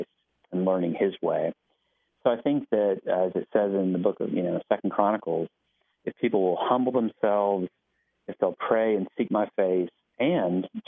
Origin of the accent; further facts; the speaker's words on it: Alabama, United States; moved away as an adult; now in Knoxville, United States; I grew up in Alabama, and my family continues to live mostly in Alabama